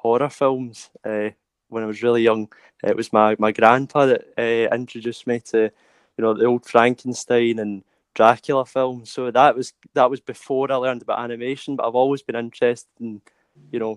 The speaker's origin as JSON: {"language": "English", "town": "Glasgow", "region": "Scotland", "country": "United Kingdom", "said": "I'm from Glasgow in Scotland"}